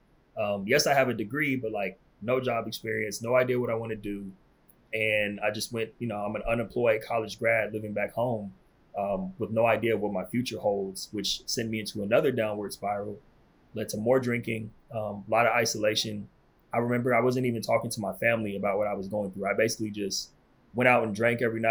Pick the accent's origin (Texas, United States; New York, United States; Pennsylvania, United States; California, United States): California, United States; moved away as an adult; I'm from California